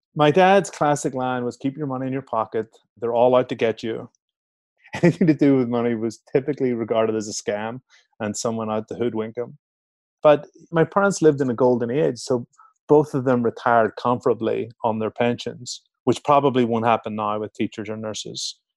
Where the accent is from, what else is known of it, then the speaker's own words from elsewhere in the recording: Belfast, Northern Ireland, United Kingdom; moved away as an adult; also born or lived in Chicago, United States / London, United Kingdom; now in Mill Valley, United States; I'm from Belfast in Northern Ireland, I'm born and bred